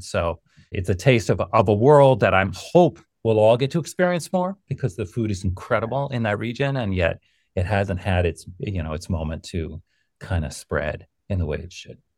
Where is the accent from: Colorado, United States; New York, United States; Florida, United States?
New York, United States; growing up in New York